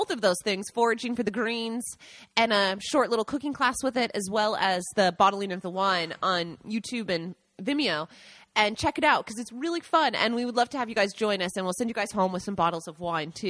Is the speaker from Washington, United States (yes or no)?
yes; Seattle, Washington, United States; moved away as an adult; now in Italy; I'm from Washington, Seattle